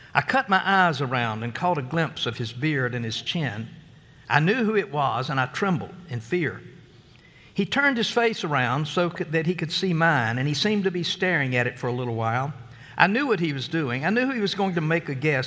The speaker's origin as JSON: {"language": "English", "region": "Oklahoma", "country": "United States", "said": "We're from Oklahoma"}